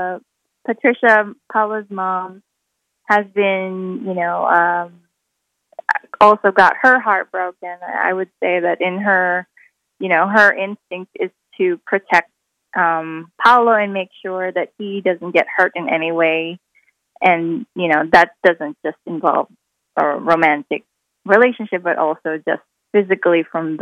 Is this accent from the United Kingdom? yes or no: no; Philippines; moved away; I grew up watching, you know, while growing up in the Philippines